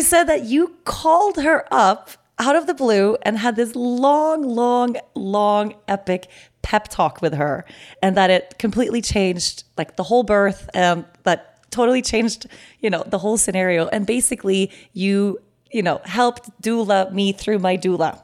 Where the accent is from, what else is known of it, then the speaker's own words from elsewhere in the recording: Aruba; we were here in Aruba